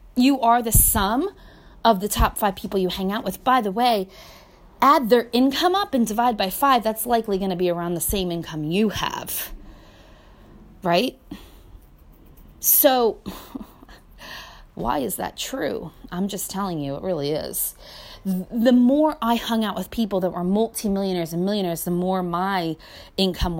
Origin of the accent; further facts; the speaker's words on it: United States; I grew up in America